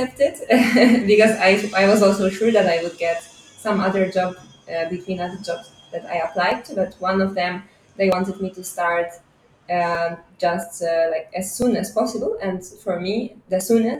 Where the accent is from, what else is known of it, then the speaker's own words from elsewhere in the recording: Poznan, Greater Poland, Poland; English is a second language; moved away as an adult; now in Lisbon, Portugal; So I was born in Poznan, but after some time my parents moved to a little village.